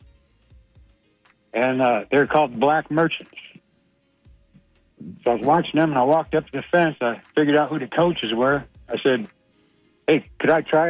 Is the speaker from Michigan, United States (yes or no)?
yes; Michigan, United States; now in Manatee County, Florida, United States; I grew up in Michigan playing sports. I'm like 62 now, but I live down here in Manatee County